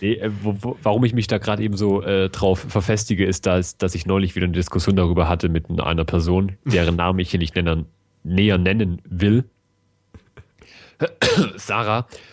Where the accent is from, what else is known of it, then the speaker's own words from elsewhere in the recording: Germany; Bei uns in Deutschland